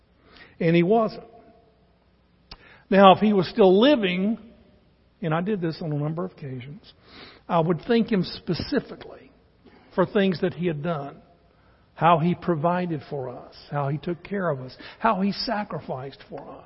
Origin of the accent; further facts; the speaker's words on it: Charlotte, North Carolina, United States; We're from North Carolina, lived in Charlotte, born and raised there